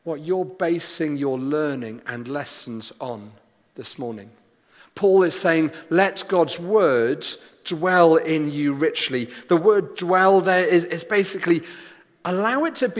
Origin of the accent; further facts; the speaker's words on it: Wales, United Kingdom; I did my GCSEs as the Welsh Joint Education Committee, the exam board that we were under